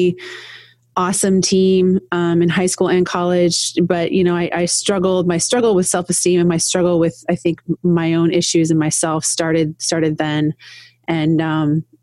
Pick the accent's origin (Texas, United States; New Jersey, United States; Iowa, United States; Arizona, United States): Iowa, United States; now in Toledo, United States; born and raised in Iowa. So in a very small town